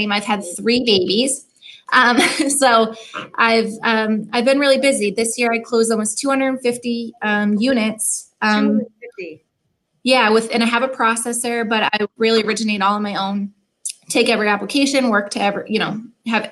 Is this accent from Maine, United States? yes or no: yes; Maine, United States; moved away as an adult; also born or lived in Virgin Islands; now in Portland, Maine, United States; I grew up in Maine. I'm from a little tiny island on the coast of Maine